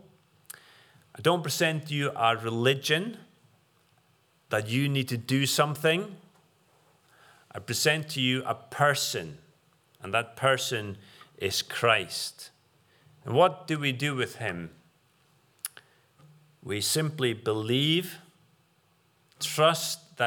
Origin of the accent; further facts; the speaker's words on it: Faroe Islands; now in United Kingdom; the far-flung islands of the Faroes, where I'm from